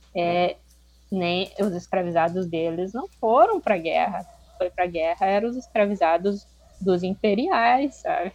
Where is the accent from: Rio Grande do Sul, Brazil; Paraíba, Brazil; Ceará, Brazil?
Rio Grande do Sul, Brazil; moved away as an adult; also born or lived in Santa Catarina; eu nasci no Rio Grande do Sul